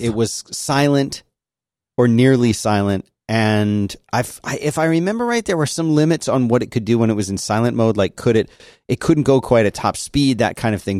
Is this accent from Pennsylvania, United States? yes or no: yes; Philadelphia, Pennsylvania, United States; growing up in Philadelphia